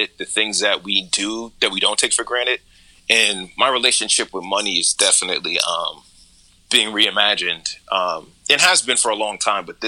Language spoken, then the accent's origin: English; New Jersey, United States; now in Brooklyn, United States; I'm from Jersey originally, so I'm not from a busy environment